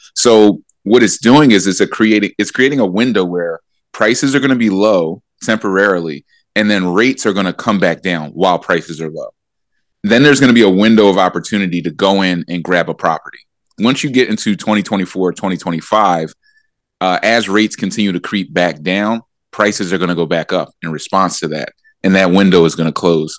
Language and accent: English; Philadelphia, Pennsylvania, United States; So I grew up in Philadelphia in that Allen Iverson era.